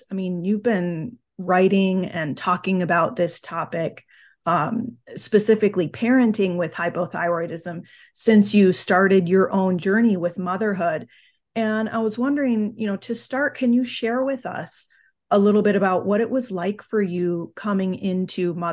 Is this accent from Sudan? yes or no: no; United Kingdom; I always say I am British